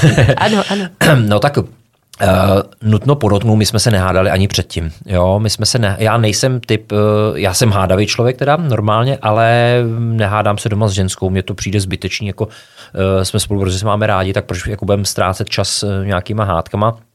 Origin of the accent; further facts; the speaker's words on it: Krásná Lípa, Ústí nad Labem Region, Czechia; tak já pocházím z Krásný Lípy, což je malinký městečko ve Šluknovském výběžku